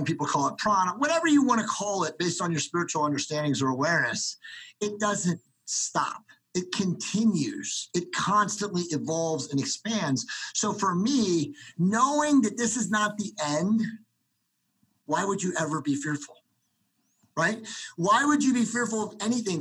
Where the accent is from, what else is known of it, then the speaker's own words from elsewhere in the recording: Cincinnati, Ohio, United States; I was born in Cincinnati, Ohio in 1971